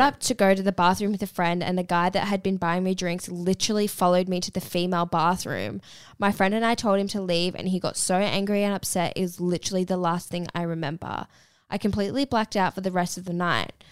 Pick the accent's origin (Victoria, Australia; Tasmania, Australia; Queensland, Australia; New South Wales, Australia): Victoria, Australia; Melbourne; I'm up here for the weekend. I'm from Melbourne